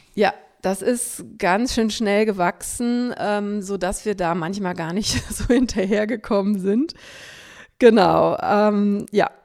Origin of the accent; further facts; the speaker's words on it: Cologne, North Rhine-Westphalia, Germany; ich bin am Rande von Köln aufgewachsen, im suburbanen Raum kann man es sagen